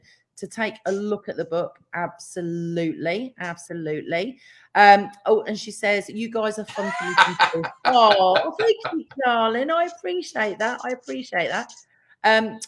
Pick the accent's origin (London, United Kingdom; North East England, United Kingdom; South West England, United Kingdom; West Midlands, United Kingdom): South West England, United Kingdom; Plymouth; accent: country bumpkin; moved away; also born or lived in Manchester; I was born and brought up in Plymouth and Devon, I sounded like a country bumpkin.